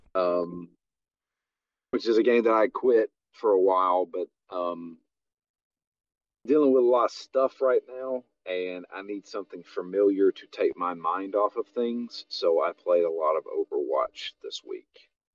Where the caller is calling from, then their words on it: Bosnia & Herzegovina; I'm calling in from Bosnia